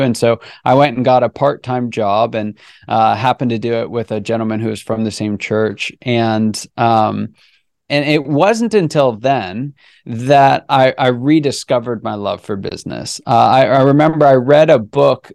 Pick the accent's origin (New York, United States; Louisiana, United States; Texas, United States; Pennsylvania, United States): Pennsylvania, United States; Pittsburgh; also born or lived in California / Grandview, Missouri; now in Atlanta, United States; I was born in California. I grew up around the Pittsburgh area.